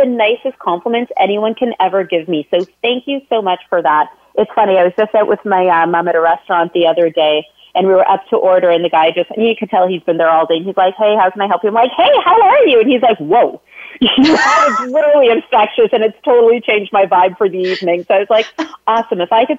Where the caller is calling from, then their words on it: Toronto, Ontario, Canada; So I'm dialing in from Toronto, Ontario, Canada today.